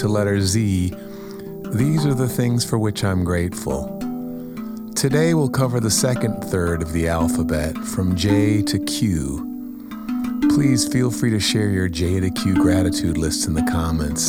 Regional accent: Kent, Ohio, United States; moved away as an adult; also born or lived in New York / Boston; I'm finally settling into my hometown.

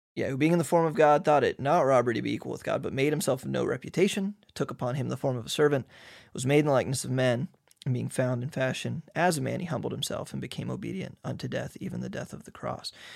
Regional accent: United States; moved away as an adult; now in Hungary; we're from America.

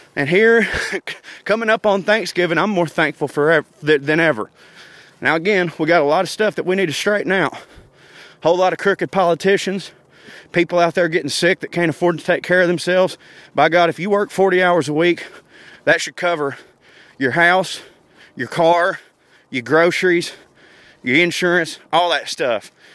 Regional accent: the South, United States; the South, obviously, because it's my home

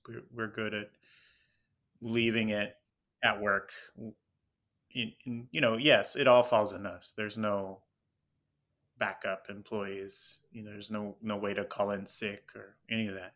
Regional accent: Houston, Texas, United States; also born or lived in Tucson, Arizona; now in Los Angeles, United States; I was born and raised in Houston, Texas

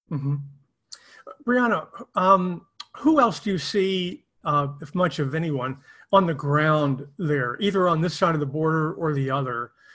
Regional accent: East Texas, United States; moved away; I'm actually from mm-hmm. uh, the East Texas area, not down near the border. I'm more near oh, Louisiana

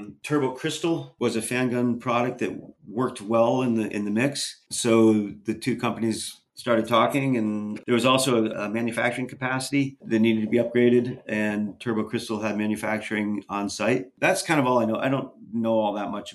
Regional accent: Stratton, Vermont, United States; This was at a place called Woody's Cracker Barrel in southern Vermont, down by Stratton, which is where I grew up down in the Stratton

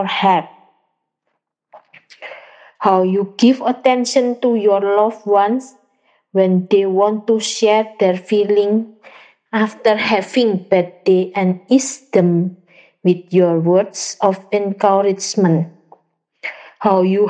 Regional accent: Surabaya, East Java, Indonesia; I'm from Surabaya, Indonesia

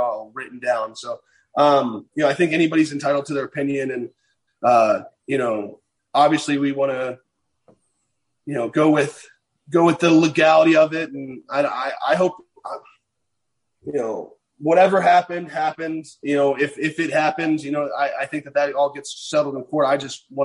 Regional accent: Virginia, United States; moved away; I grew up in Virginia

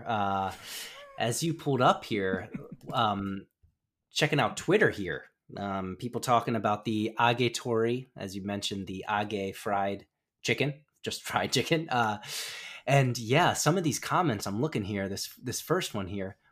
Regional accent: United States; moved away as an adult; now in Japan; growing up in the States, the kingdom of corn.

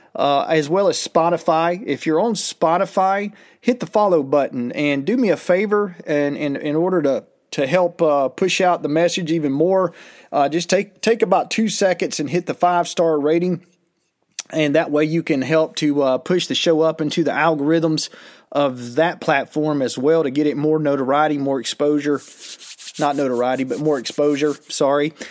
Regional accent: United States; as an American

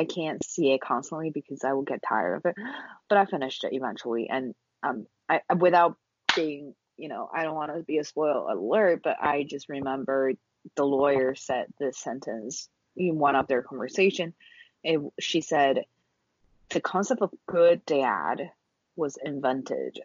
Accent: China; moved away as an adult; growing up in China, attending public schools throughout my entire life until college

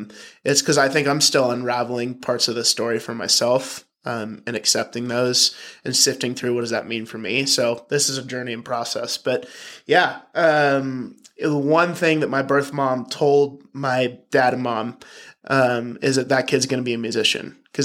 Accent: Virginia, United States; born there; But yeah, adopted from birth. I was born in Virginia.

